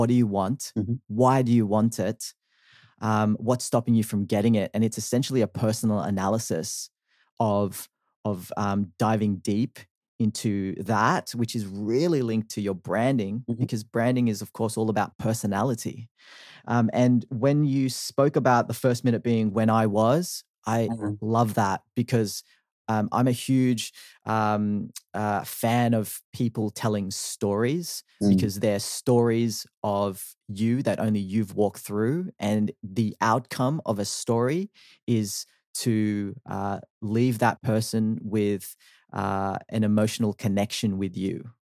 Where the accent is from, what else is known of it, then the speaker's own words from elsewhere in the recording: Sydney, New South Wales, Australia; also born or lived in Philippines; I am a Filipino born 30-year-old who came to Australia when I was 8 months old with my family, grew up in Sydney, Australia